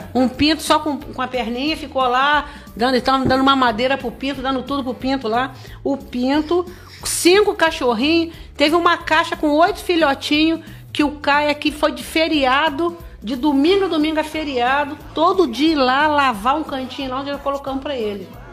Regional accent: Barra do Piraí, Rio de Janeiro, Brazil; os barrenses que é a minha cidade natal

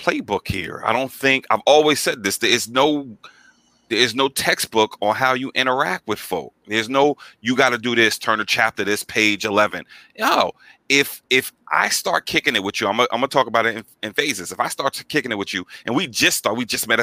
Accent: New York, United States; I'm from New York

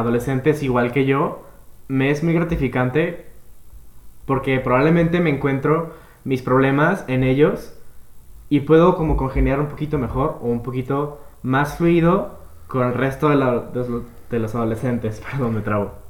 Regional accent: Guadalajara, Jalisco, Mexico; Yo también soy tapatío de aquí, de Guadalajara, ah, Jalisco

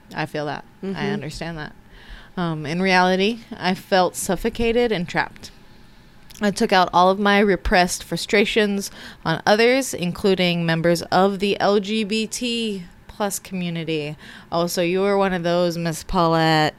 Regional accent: United States; I'm American

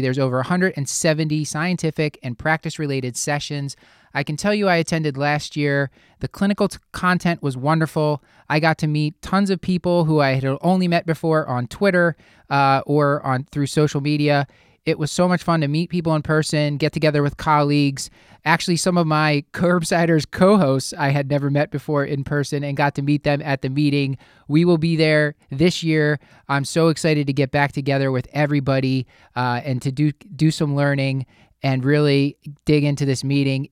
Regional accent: Philadelphia, Pennsylvania, United States; Here in my hometown of Philadelphia, Pennsylvania

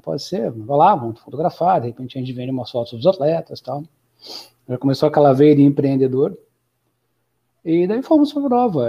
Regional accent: União da Vitória, Paraná, Brazil; moved away as an adult; now in Florianópolis, Brazil; Sou de União da Vitória, na divisa com Santa Catarina.

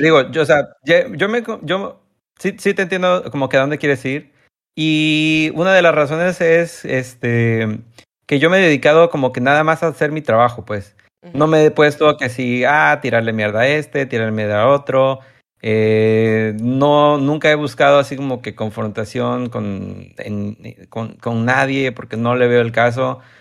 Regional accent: Tabasco, Mexico; yo soy de México

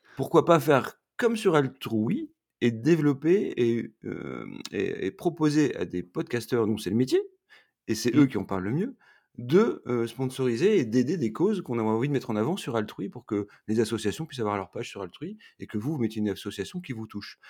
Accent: Roubaix, Hauts-de-France, France; moved away as an adult; now in Montreal, Canada; Je suis un, ch'ti, parce que je suis né à Roubaix. Et aujourd'hui, comme j'habite à Montréal depuis quatre hivers

